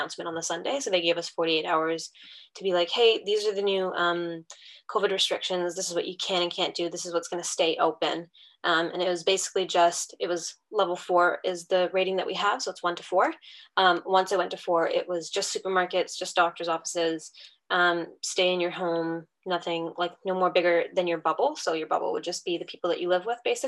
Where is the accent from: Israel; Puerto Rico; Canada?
Canada; moved away as an adult; now in New Zealand; I am currently residing in New Zealand and studying chiropractic here, but I'm originally born and raised in Canada.